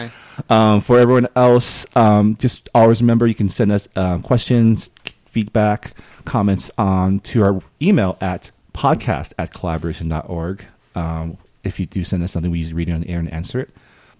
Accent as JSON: {"language": "English", "region": "California", "country": "United States", "tie": "born or raised there", "moved": "yes", "said": "growing up in California, you just hear like the like we have an accent, but like you can't really hear it."}